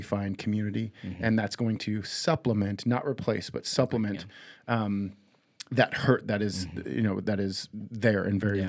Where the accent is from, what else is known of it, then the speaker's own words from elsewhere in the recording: United States; we as American Christians